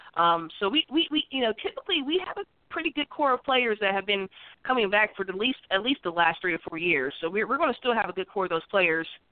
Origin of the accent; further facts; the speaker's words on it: West Virginia, United States; I'm from West Virginia, you know, I'm a West Virginia native